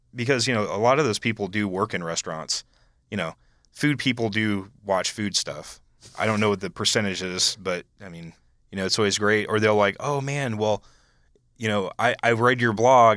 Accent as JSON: {"language": "English", "region": "Iowa", "country": "United States", "said": "I was from Iowa"}